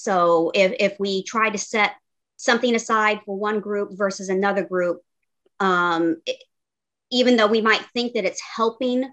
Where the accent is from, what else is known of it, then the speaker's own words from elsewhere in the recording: Chicago, Illinois, United States; now in South Carolina, United States; I live in South Carolina now, but I grew up in Chicago